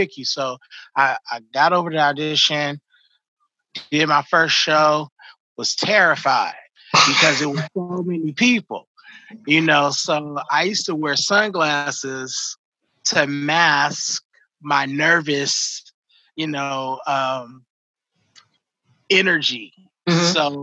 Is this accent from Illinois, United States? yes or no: no; Oakland, California, United States; moved away as an adult; also born or lived in Los Angeles; now in Sacramento, United States; I moved from Oakland to LA. I was still in college at the time